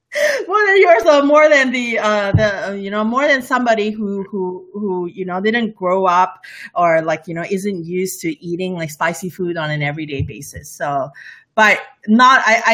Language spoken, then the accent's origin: English; Malaysia; English is a second language; I love spicy food. Malaysia food is all about spicy food. I grew up around Indian food and Malay food and Indonesian food.